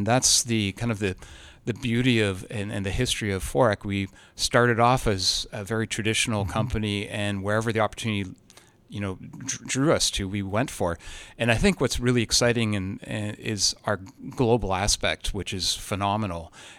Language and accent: English; Toronto, Ontario, Canada; And because we're Canadian, it's not just being from Toronto, it's we're Canadian.